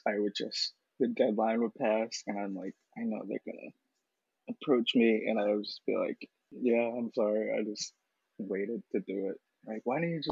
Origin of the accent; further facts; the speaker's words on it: Boston, Massachusetts, United States; moved away as an adult; also born or lived in Philadelphia; now in New York, United States; I was between, like, back and forth, Roxbury and Hyde Park. So my grandmother's place is Roxbury